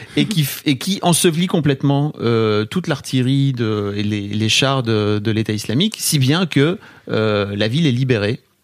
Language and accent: French; the North, northern France, France; je viens d'une éducation, euh, du Nord